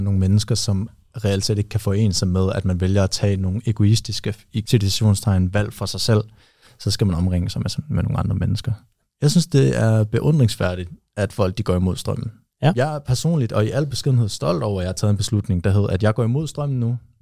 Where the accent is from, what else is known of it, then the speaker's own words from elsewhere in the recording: Aarhus, Central Denmark Region, Denmark; moved away; mine venner derhjemme i Aarhus, hvor jeg kommer fra